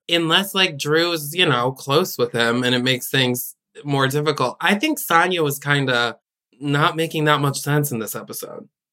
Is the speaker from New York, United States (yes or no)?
yes; Albany, New York, United States; Paige and I are from the same hometown